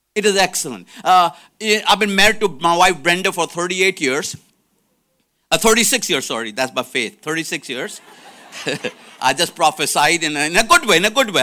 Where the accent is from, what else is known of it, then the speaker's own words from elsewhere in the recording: India; moved away; I'm from India